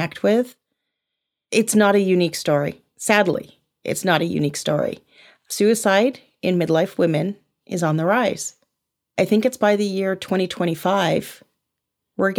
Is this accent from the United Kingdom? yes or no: yes; United Kingdom; I'm British